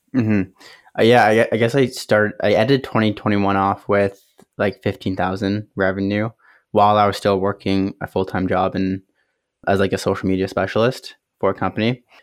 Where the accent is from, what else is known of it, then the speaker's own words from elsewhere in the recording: Kitchener, Ontario, Canada; Kitchener, Ontario, Canada